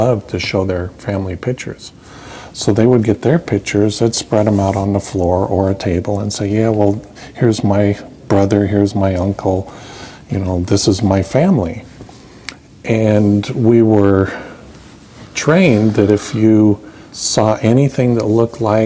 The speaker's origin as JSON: {"language": "English", "town": "Nampa", "region": "Idaho", "country": "United States", "tie": "born or raised there", "said": "I was born in Nampa, Idaho."}